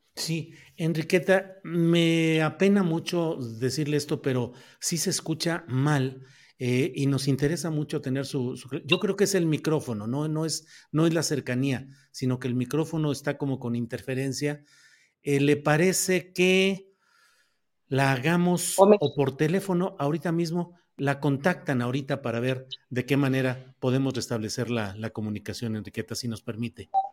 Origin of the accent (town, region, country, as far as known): Coahuila, Mexico; born or raised there; moved away